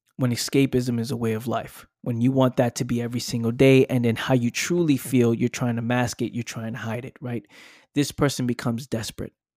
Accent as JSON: {"language": "English", "town": "New York City", "region": "New York", "country": "United States", "tie": "born or raised there", "said": "living in the Bronx, growing up in the Bronx"}